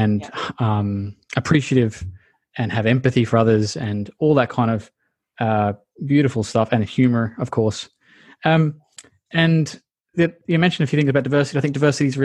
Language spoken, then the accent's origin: English; Australia; as an Australian